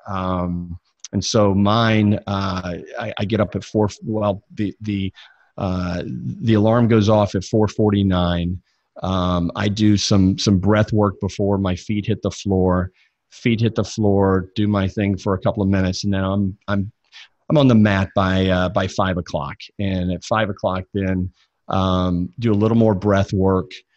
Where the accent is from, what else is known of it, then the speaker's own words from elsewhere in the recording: Jackson, Mississippi, United States; I grew up in the Bible Belt, uh, born and raised in Jackson, Mississippi